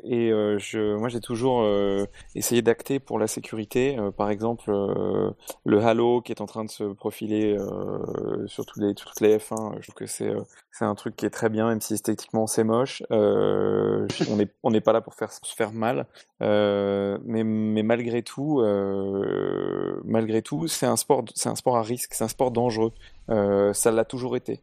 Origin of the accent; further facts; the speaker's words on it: Paris, Île-de-France, France; moved away as an adult; now in south of France, France; je suis né à Paris, grandi à Paris jusqu'à l'âge de 33 ans. J'habite maintenant dans le sud de la France